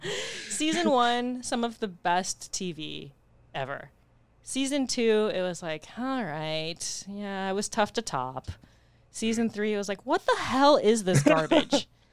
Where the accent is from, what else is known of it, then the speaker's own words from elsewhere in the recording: Arizona, United States; I think us growing up in Arizona